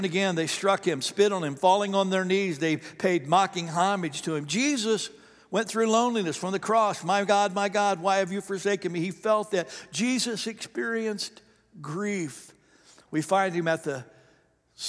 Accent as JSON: {"language": "English", "region": "the South", "country": "United States", "said": "we're from the South here"}